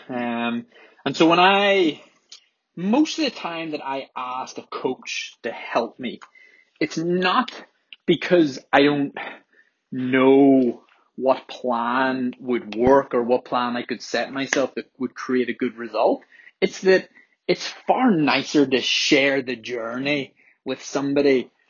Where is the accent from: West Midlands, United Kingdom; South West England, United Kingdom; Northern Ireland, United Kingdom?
Northern Ireland, United Kingdom; Belfast